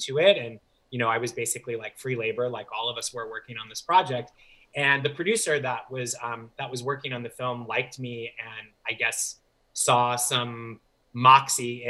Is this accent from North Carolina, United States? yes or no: no; St. Louis, Missouri, United States; moved away as an adult; also born or lived in Chicago; I grew up in St. Louis, and I was there